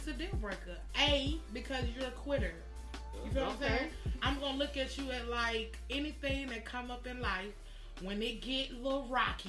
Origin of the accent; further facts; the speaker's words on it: Atlanta, Georgia, United States; …, straight from Atlanta, west side of Atlanta, Georgia, born and raised. First time out here.